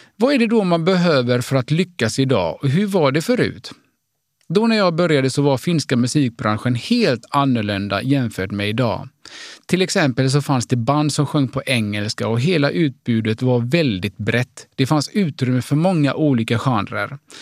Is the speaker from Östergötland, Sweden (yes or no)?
no; Gothenburg, Västra Götaland, Sweden; Jag är född och uppvuxen i Göteborg av finska föräldrar